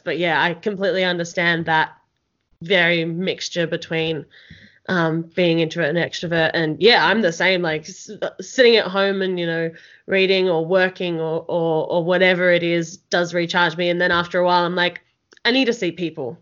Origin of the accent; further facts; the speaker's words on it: Melbourne, Victoria, Australia; now in Canberra, Australia; I'm initially from Melbourne and then moved to Canberra